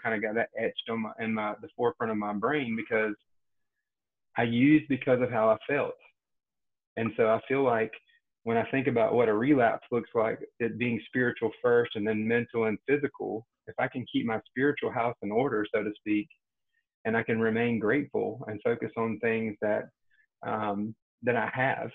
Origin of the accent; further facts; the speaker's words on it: Rocky Mount, Eastern North Carolina near Wilson, United States; now in Cary, United States; I'm from Eastern North Carolina near Wilson, Rocky Mount area